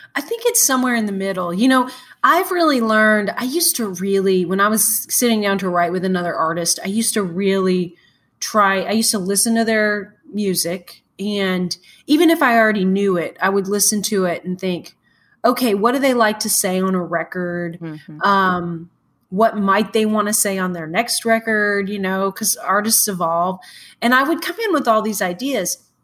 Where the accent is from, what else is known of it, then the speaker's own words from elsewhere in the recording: Morton, Washington, United States; also born or lived in Ellensburg, Washington; I grew up in Morton which is the west side of the state which is very green very lush